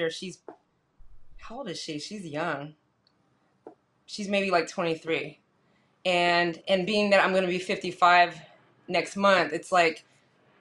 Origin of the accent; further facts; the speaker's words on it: San Jose, California, United States; moved away as an adult; now in Los Angeles, United States; I'm from San Jose, California, born and raised, and I moved to L.A. about 23 years ago